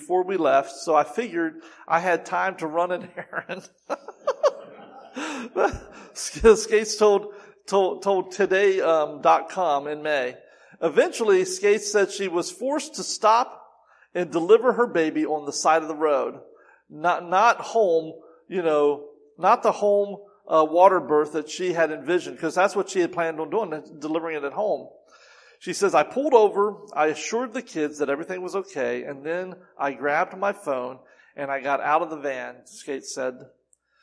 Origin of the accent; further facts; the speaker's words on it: Winchester, Virginia, United States; I was born on March 10th, 1961 at the Winchester Memorial Hospital in Winchester, Virginia.